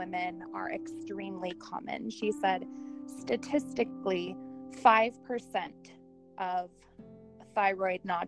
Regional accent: Southern California, United States; also born or lived in Orange County, California; now in Napa Valley, United States; I grew up in Southern California

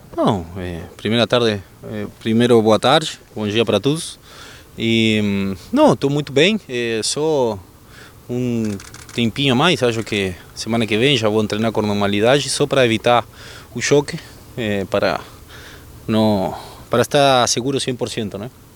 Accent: Argentina; Portuguese is a second language; moved away as an adult; now in Brazil; eu, como argentino

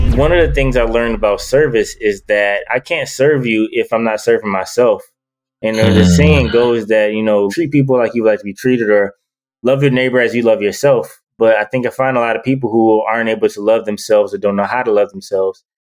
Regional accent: Detroit, Michigan, United States; I'm from Detroit

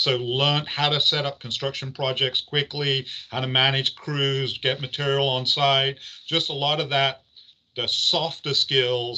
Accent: England, United Kingdom; moved away as an adult; also born or lived in Hatfield, England; now in United States; I was born and bred in England. My mother's English

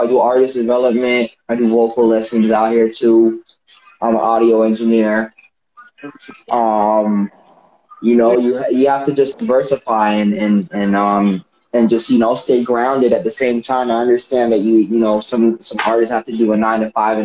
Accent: Toronto, Ontario, Canada; now in California, United States; I'm from Toronto. I'm from Toronto originally

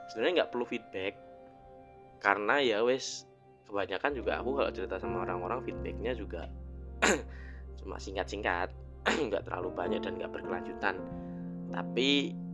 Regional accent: Semarang, Central Java, Indonesia; now in Malang, Indonesia; selama aku di Malang sini ya karena aku asalnya dari Semarang

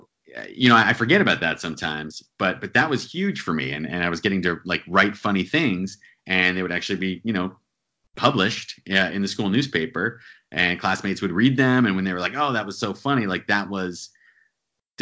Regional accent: central New Jersey, United States; now in New York City, United States; Grew up in New Jersey, central New Jersey, about an hour from New York City

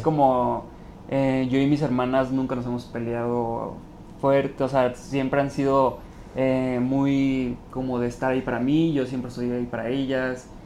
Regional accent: Los Mochis, Sinaloa, Mexico; moved away as an adult; now in Mexico City, Mexico; Orgullosamente de los mochis

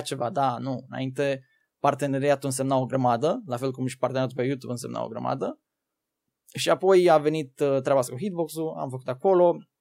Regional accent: Târgu Ocna, Bacău County, Romania; Eu sunt din județul Bacău, Trocna.

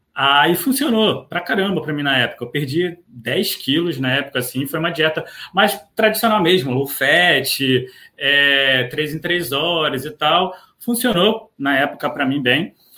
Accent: Rio de Janeiro, Brazil; also born or lived in Niterói; eu sou do Rio de Janeiro, é, eu moro especificamente em Niterói

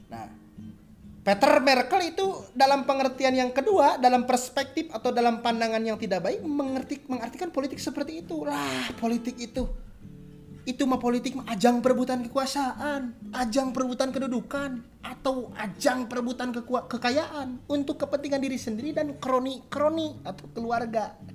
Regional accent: West Java, Indonesia; Maaf ya kalau bahasa Inggris saya jelek

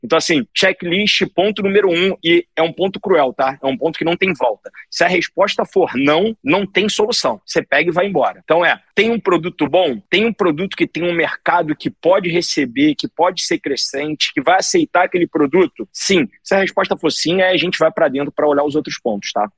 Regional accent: Rio de Janeiro, Brazil; nasci e criado na Tijuca

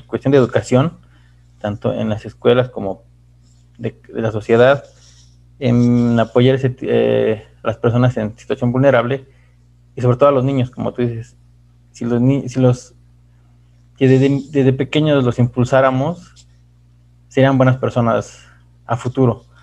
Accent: Mexico; de nuestros hermanos mexicanos

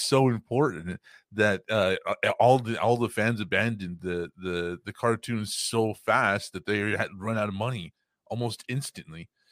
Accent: Texas, United States; I am from Texas

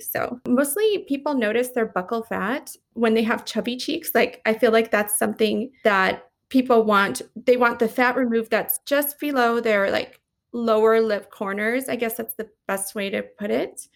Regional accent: Las Vegas, Nevada, United States; moved away as an adult; also born or lived in Los Angeles; I moved back to Las Vegas, my hometown

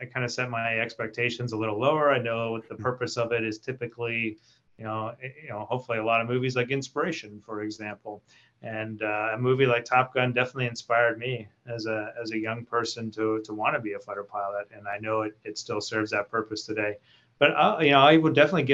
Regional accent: Canada; our fellow Canadians

